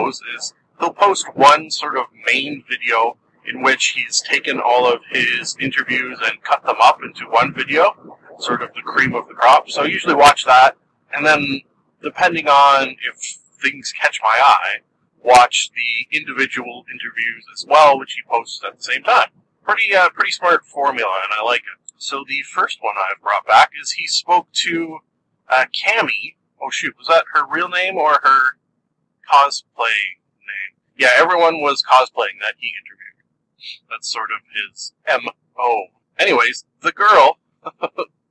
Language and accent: English; Canada; I am Canadian